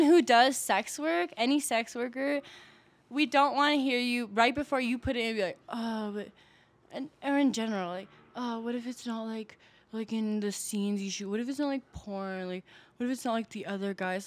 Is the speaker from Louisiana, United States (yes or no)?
no; Milwaukee, Wisconsin, United States; moved away as an adult; now in Denver, United States; I'm originally from Milwaukee, Wisconsin